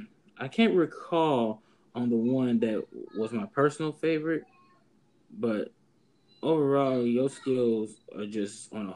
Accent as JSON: {"language": "English", "town": "St. Louis", "region": "Missouri", "country": "United States", "said": "because I'm from St. Louis. I'm from one of the tough cities in America."}